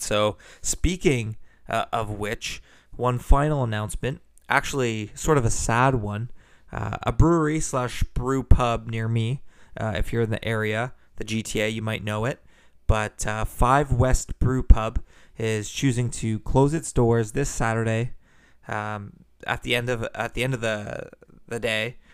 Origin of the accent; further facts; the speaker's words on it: Burlington, Ontario, Canada; Burlington, Ontario. That's my hometown